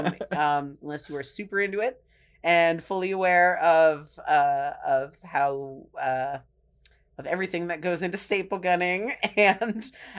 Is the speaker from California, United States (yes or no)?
yes; Marin County, California, United States; I was born and raised in Marin County.